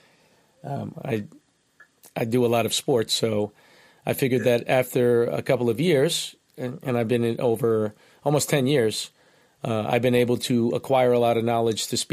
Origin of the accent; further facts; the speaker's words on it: Nassau County, New York, United States; I'm from Nassau County